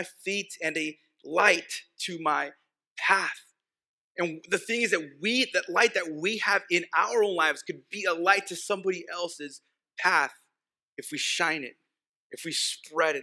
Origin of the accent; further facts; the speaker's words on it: El Paso, Texas, United States; first language Spanish; English is a second language; I grew up in El Paso